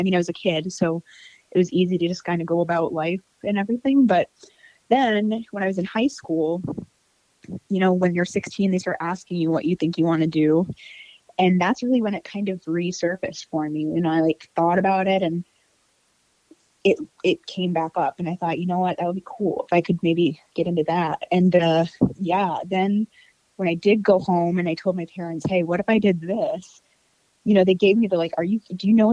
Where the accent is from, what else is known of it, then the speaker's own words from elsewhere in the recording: Clio, Michigan, United States; moved away as an adult; also born or lived in Flint, Michigan / Detroit, Michigan; now in Metro Detroit, United States; I was born in Flint, Michigan, which is north of Detroit. And then I grew up in a town even further north than that, like 20 minutes north of Flint. It's called Clio.